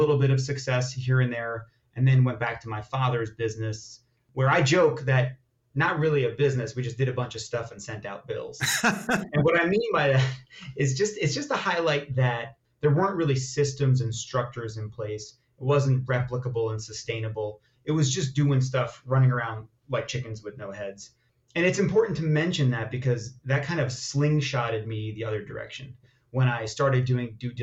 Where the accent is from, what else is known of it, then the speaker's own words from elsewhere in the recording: Long Island, New York, United States; also born or lived in Israel; I am an Israeli immigrant, moved to America, to Long Island, New York, when I was about 2.5 years old